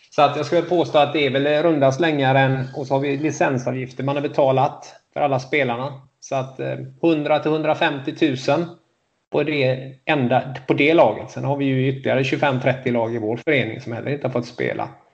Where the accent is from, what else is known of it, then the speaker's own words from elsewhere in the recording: Gothenburg, Västra Götaland, Sweden; det säger jag som göteborgare